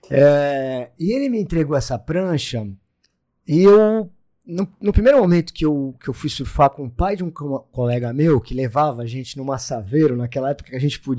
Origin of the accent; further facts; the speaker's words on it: Santos, São Paulo, Brazil; É, eu comecei a surfar aqui em Santos, sou natural de Santos, né?